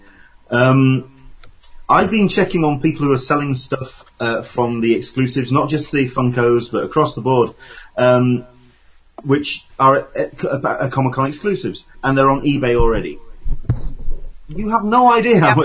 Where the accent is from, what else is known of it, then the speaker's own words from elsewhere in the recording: England, United Kingdom; I'm English